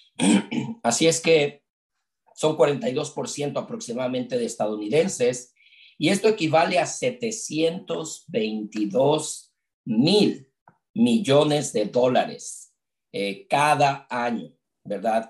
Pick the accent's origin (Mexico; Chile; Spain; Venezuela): Mexico; Mexico City; crecimos juntos en la iglesia, en la Ciudad de México. Yo soy de la Ciudad de México